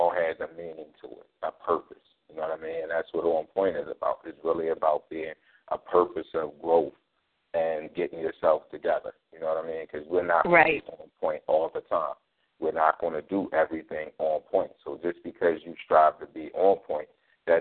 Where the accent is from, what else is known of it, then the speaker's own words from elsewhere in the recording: Philadelphia, Pennsylvania, United States; born and raised in North Philly just like yourself, went to school in North Philly